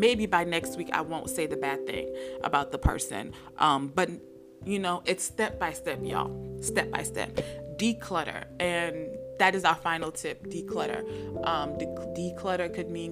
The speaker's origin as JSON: {"language": "English", "country": "United States", "also_born_or_lived": "Nigeria", "accent": "American", "said": "my American accent"}